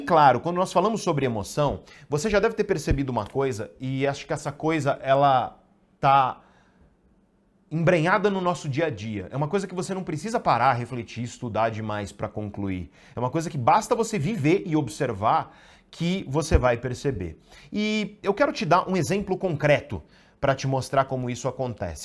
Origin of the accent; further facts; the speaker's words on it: Santos, São Paulo, Brazil; Eu sou de Santos